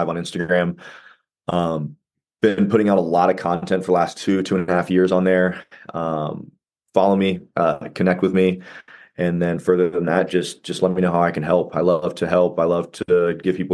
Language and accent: English; Ohio, United States; I'm in Ohio. I've lived here my whole life.